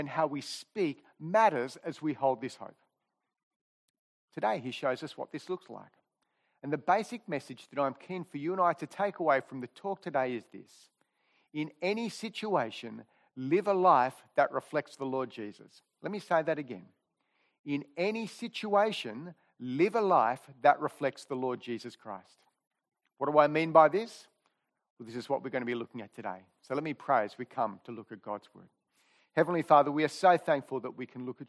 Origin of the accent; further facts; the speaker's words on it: Sydney, New South Wales, Australia; I grew up here in Killara